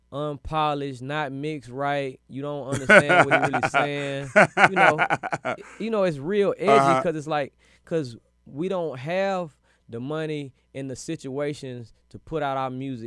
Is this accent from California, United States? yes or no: yes; California, United States; also born or lived in Germany; I've been moving all my life. So, but I really say I'm from the Bay, because that's where I spent all my high school years. That's where I got all my game from.